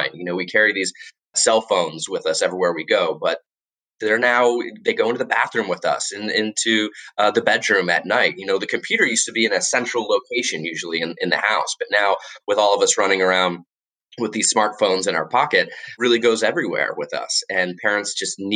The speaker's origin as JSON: {"language": "English", "region": "Florida", "country": "United States", "tie": "born or raised there", "also_born_or_lived": "Washington, D.C.", "moved": "as an adult", "said": "And now I live back in my home state of Florida"}